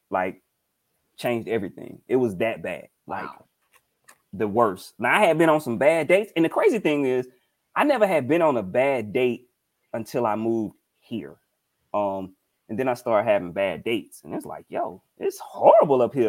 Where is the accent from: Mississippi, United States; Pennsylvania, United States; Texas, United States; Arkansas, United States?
Mississippi, United States; I'm from Mississippi